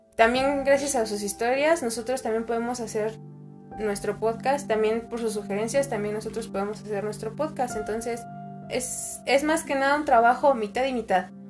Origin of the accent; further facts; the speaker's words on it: Mexico; also born or lived in Mexico City; como buen mexicano